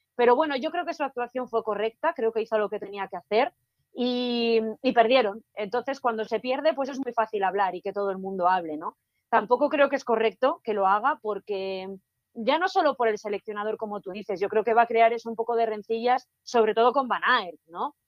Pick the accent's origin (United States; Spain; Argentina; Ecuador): Spain